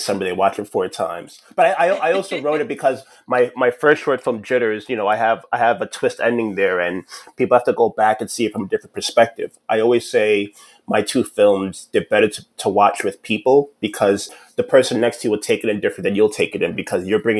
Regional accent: New York City, New York, United States; I'm from New York City

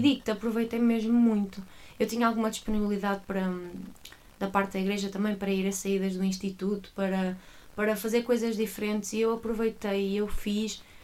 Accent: Águas Santas, Norte, Portugal; now in Coimbra, Portugal; sou do Porto. Atualmente vivo em Coimbra e estou em Coimbra e sou de Coimbra, mas sou originalmente de uma pequena terra chamada Águas Santas

